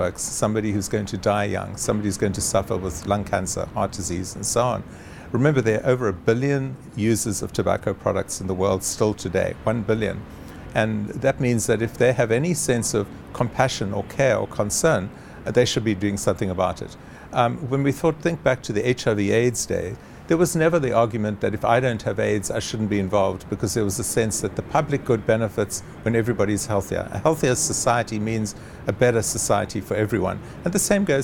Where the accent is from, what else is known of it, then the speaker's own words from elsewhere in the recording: South Africa; as a South African